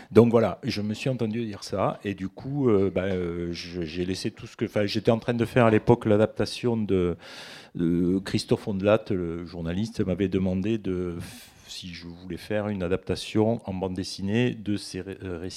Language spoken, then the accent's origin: French; Montauban, Occitania, France; On puristes te diraient que ma terre natale, c'est Montauban.